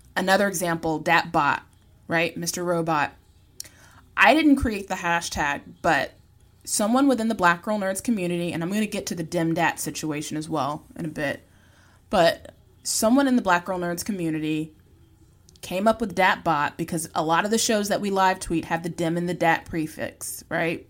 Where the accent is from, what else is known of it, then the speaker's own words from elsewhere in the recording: Virginia, United States; I'm from the South. I'm from Virginia. Y'all is a part of my vernacular